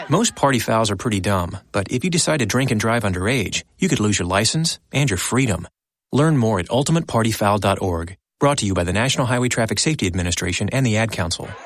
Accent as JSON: {"language": "English", "country": "United States", "said": "an American taxpayer"}